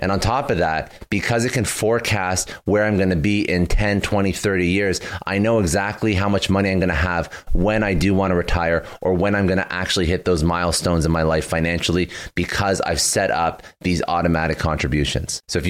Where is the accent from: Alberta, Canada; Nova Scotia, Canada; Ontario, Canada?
Ontario, Canada; Toronto; I'm originally from Toronto. Well, I'm Canadian. I'm from Toronto